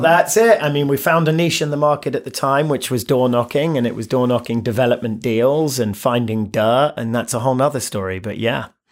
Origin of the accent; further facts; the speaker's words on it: London, United Kingdom; moved away; born and raised in London, single mother